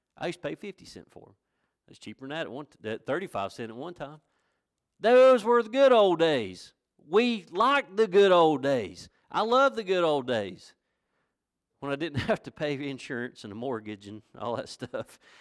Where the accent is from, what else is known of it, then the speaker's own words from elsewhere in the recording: Villas, North Carolina, United States; also born or lived in Blackberry, North Carolina; I was born and raised in Villas